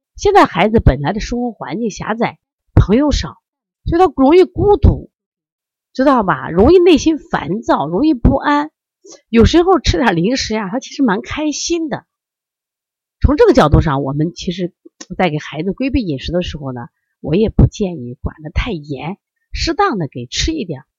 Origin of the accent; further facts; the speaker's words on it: Shandong, China; 我山东人呀，我们家人可能更多的就是吃面嘛